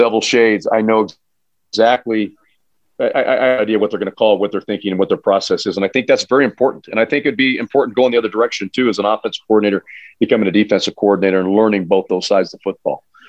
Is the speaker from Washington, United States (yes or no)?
no; Sandy, Utah, United States; I grew up in Sandy, Utah